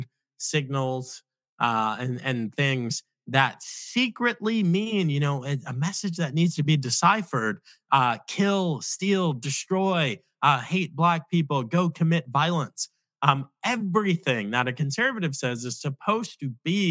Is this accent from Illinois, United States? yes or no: no; Nassau County, New York, United States; I am a Black man from the inner city, from one of the pits of violence in America, Nassau County in the 1990s. That's where I'm from